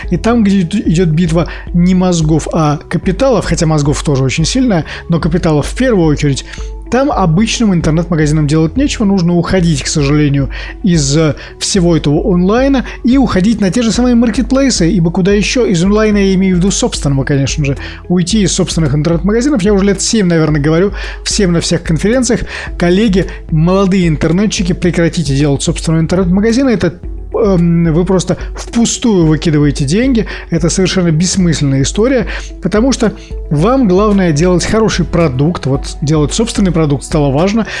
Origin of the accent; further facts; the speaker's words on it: Saint Petersburg, Russia; я коренной петербуржец в четвертом